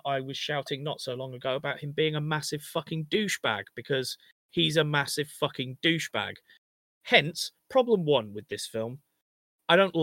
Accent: England, United Kingdom; We're English

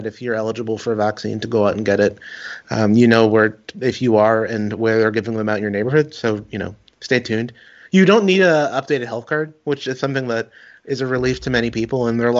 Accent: Toronto, Ontario, Canada; It's one of my, you know, favorite memories of growing up in Rexdale

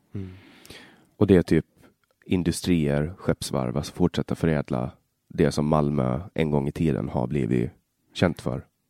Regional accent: Finland, Åland, Åland Islands; first language Swedish; also born or lived in Stockholm; Jag, jag kommer ju från Åland i, i Finland

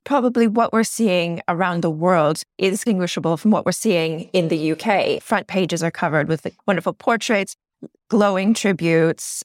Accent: Canada; now in United Kingdom; I'm a Canadian

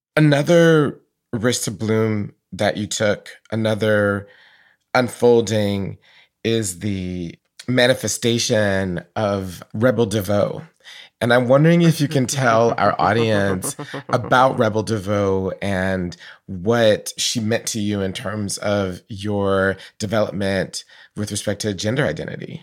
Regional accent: Atlanta, Georgia, United States; I knew Black Catholics growing up in Atlanta

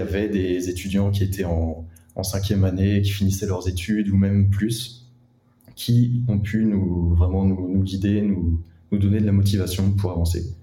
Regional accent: Rennes, Brittany, France; je suis originaire de Rennes

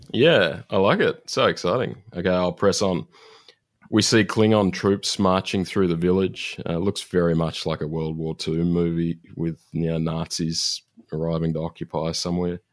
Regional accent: Australia

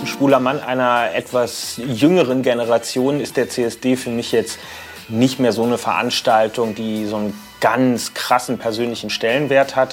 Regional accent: Berlin, Germany; es ging über Mariendorf und Langwitz und dann mit 13 ungefähr nach Lichtenrade

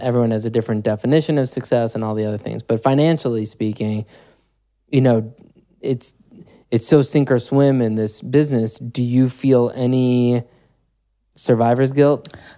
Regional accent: Chicago, Illinois, United States; moved away; I grew up in Chicago

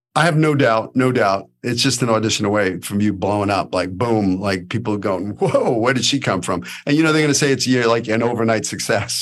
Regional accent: New York City, New York, United States; accent: New York; moved away as an adult; now in Los Angeles, United States; I'm a kid from Brooklyn

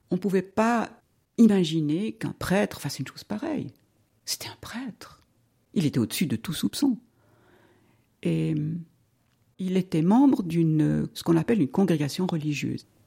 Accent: Romandy, Switzerland; also born or lived in Zurich; now in Vaud, Switzerland; Je suis née en 1948, ça veut dire que j'ai 73 ans. Je suis née à Zurich, et puis, euh, dès l'âge de 6-7 ans, je suis venue en Suisse romande.

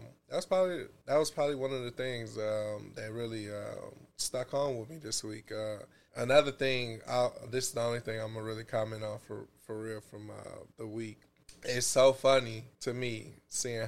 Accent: Chicago, Illinois, United States; I'm from Chicago

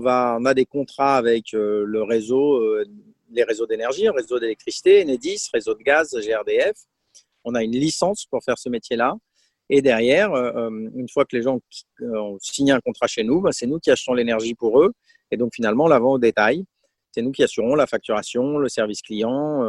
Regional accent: Aix-en-Provence, Provence-Alpes-Côte d'Azur, France; moved away as an adult; also born or lived in Brest / Poland / Italy / Burgundy; je suis originaire d'Aix-en-Provence

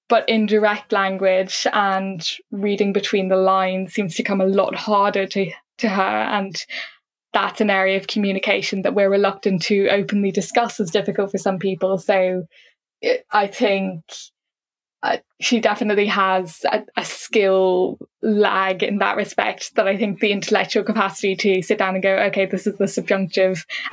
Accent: Ireland

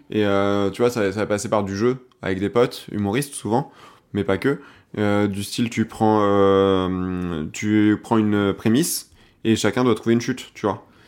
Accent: Seine-et-Marne, Île-de-France, France; je suis de Seine-et-Marne

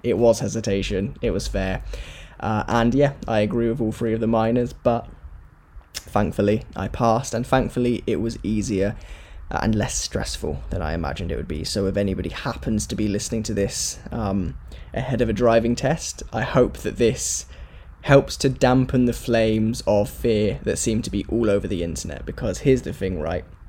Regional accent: Corby, East Midlands, United Kingdom; also born or lived in Wales; I'm from Corby, but work in Wales.

